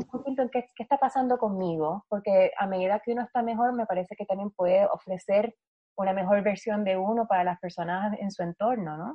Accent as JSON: {"language": "Spanish", "country": "Puerto Rico", "said": "yo soy la única boricua que no baila"}